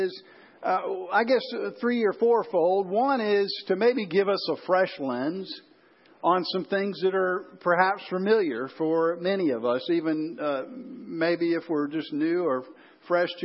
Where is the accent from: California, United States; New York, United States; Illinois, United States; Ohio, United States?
Illinois, United States; Chicago; growing up in the Chicago area